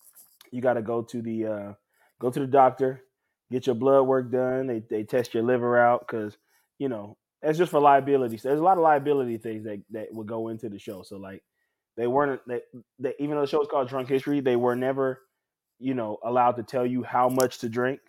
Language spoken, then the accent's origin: English; New Orleans, Louisiana, United States; my hometown and a lot about, you know, the baseball situation in New Orleans